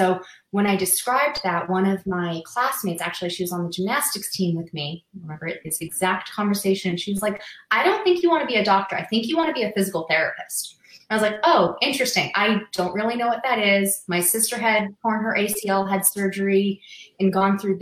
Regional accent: Massachusetts, United States; now in Las Vegas, United States; I'm originally from Massachusetts

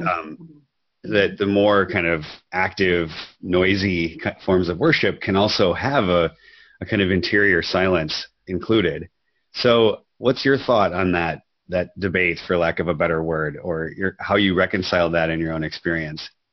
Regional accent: Minnesota, United States; I grew up in Minnesota

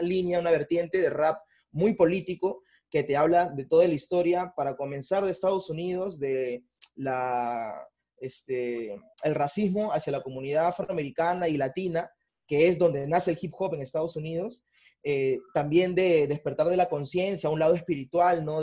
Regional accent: Bellavista, Callao, Peru; también de Bellavista, tengo 28 años

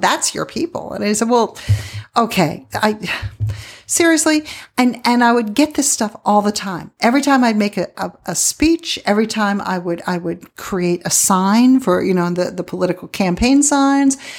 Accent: Pennsylvania, United States; moved away as an adult; also born or lived in Milwaukee / Midland / Odessa, Texas / Phoenix; now in Tucson, United States; I grew up in Pennsylvania, did it there when I was a kid, um, teenager and early twenties

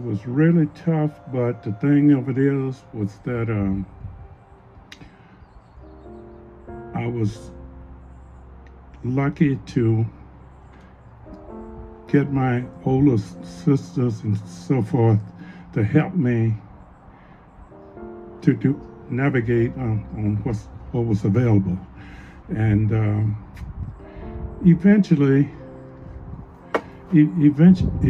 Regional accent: Mississippi Delta, United States; also born or lived in California; now in Anchorage, United States; I grew up in the Mississippi Delta of Mississippi

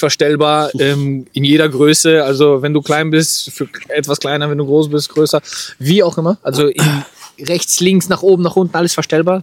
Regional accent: Germany; für mich als Deutscher

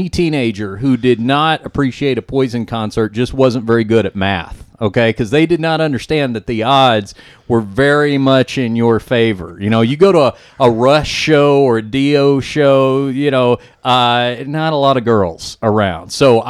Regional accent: Dallas, Texas, United States; I'm from Dallas originally

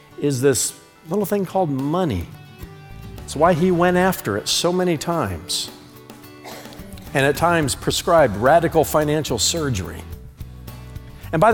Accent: United States; I'm an American, not an Americant

